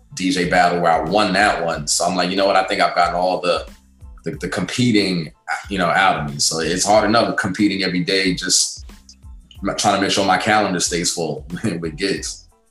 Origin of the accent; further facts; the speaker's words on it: Guyana; moved away; my home country, back down in Guyana, in South America